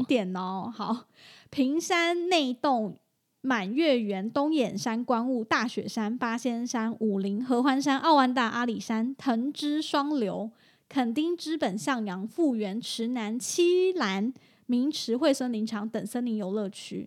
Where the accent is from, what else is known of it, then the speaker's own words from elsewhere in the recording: Taichung, Taiwan; 就是我台中人